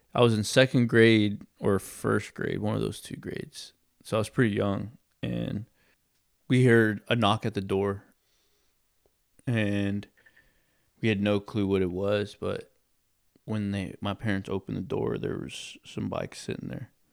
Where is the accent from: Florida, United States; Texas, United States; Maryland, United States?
Texas, United States; I grew up in Texas